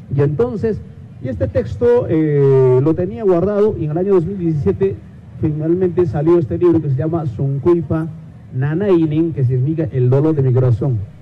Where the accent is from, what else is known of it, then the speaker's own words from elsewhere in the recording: Pfocochala, Chumbivilcas, Cusco, Peru; first language Quechua; Spanish is a second language; now in Arequipa, Peru; vengo de, una de un anexo que se llama Focochala